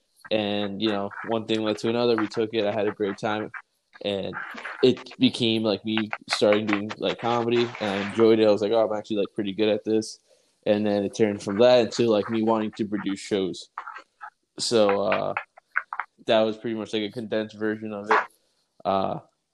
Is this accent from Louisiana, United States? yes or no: no; Long Island, New York, United States; being from like Long Island